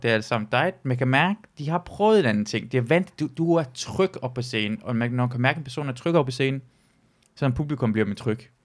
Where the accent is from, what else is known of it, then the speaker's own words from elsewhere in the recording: Jutland, Denmark; also born or lived in Iran; kommer jeg fra altså, Jylland